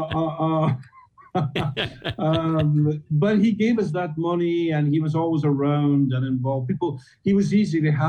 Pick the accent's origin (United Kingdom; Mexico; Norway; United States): United Kingdom; Scotland; we're Scottish.